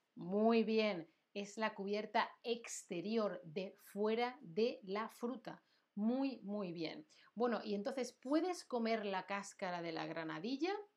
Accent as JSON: {"language": "Spanish", "region": "Andalusia", "country": "Spain", "said": "yo soy de Andalucía"}